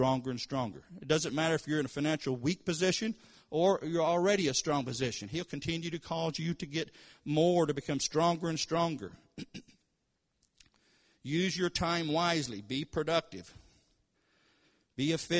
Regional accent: Kentucky, United States; moved away as an adult; now in Tulsa, United States; I was raised in Kentucky. And, of course, we're in Tulsa, Oklahoma now

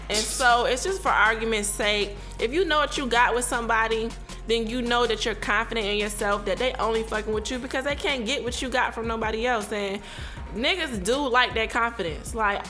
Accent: Virginia, United States; I was raised in Virginia.

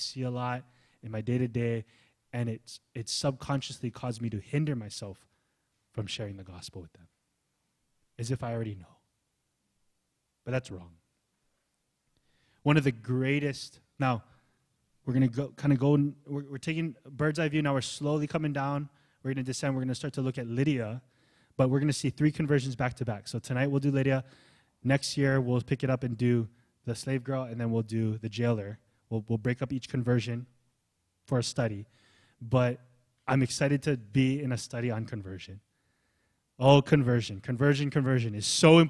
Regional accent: Hawaii, United States; also born or lived in California; I was born in Cali, I was raised in Hawaii

